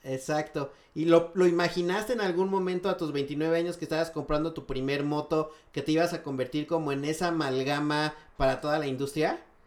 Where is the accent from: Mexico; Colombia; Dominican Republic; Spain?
Mexico; Mexico City; como chilangos disfrutamos muchísimo eh, la Roma